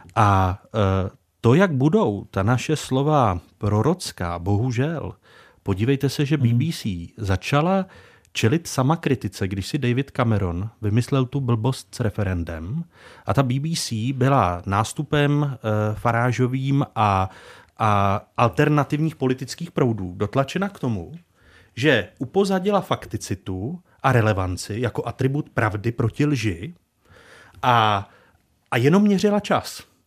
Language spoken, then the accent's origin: Czech; Czechia